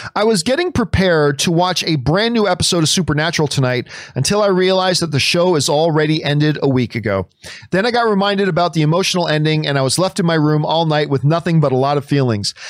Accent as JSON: {"language": "English", "country": "Canada", "said": "as a Canadian"}